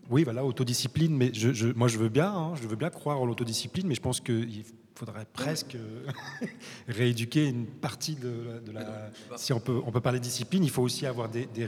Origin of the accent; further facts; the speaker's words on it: Morocco; moi, en tant que Marocain et voyageant et travaillant la moitié du temps en, Afrique